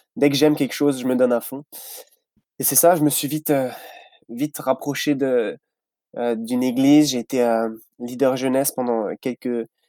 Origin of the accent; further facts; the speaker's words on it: France; moved away as an adult; now in Vaudreuil-Dorion, Canada; je viens de France.